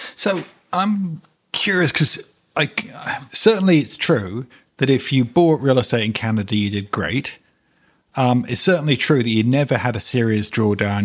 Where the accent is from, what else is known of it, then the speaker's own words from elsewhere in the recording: London, United Kingdom; moved away; also born or lived in New York; London, my hometown, but also New York, my other hometown